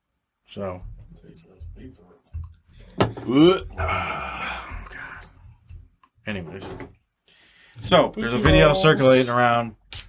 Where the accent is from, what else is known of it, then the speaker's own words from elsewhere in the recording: Cleveland, Ohio, United States; We're from Cleveland, right?